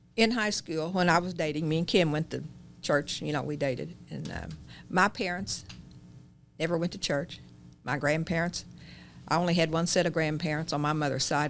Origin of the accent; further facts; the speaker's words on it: Chittyville, just north of Herrin, Illinois, United States; I started in Chittyville, same place as your dad